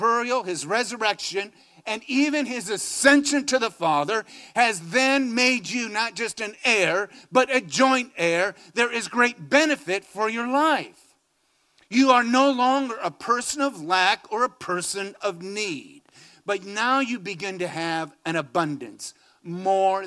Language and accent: English; Phoenix, Arizona, United States; I come from Phoenix, Arizona. Maybe rains 5 days a year